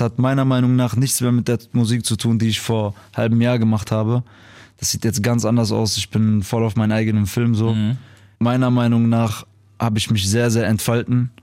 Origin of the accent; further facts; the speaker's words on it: Duisburg, North Rhine-Westphalia, Germany; dass ich aus Duisburg komme, weil man wird halt groß mit diesen Leuten